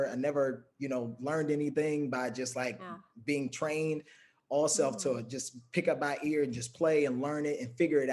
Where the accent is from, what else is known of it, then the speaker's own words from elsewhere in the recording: Prince George's County, Maryland, United States; moved away as an adult; also born or lived in Washington, D.C.; now in California, United States; I'm originally from Maryland, not Baltimore, Maryland. Prince George's County